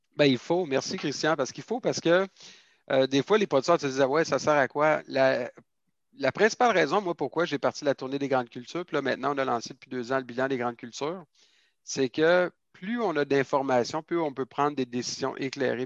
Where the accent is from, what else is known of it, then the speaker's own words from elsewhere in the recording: Quebec City, Quebec, Canada; moi, je suis originaire de la ville de Québec, en fait. Euh, j'ai grandi dans le centre-ville de Québec